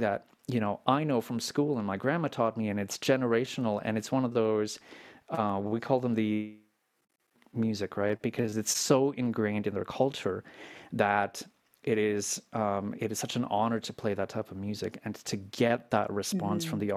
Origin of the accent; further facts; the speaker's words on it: Canada; I'm Canadian